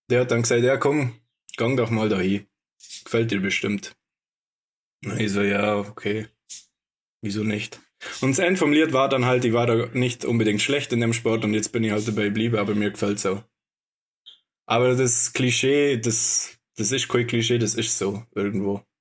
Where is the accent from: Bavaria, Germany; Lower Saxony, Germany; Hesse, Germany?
Bavaria, Germany; Bad Hindelang; ich komme aus Bad Hindelang, nicht aus Oberstorf